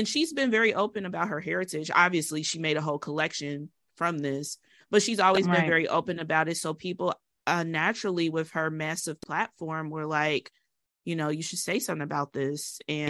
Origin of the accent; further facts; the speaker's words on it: United States; just being an American